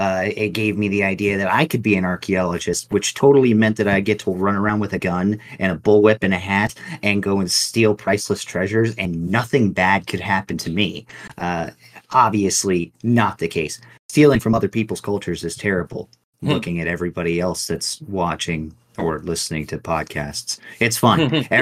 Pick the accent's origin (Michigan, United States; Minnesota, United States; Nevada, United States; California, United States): Nevada, United States; Las Vegas; I grew up in the West. So I grew up in Vegas area. So cowboy culture was all that.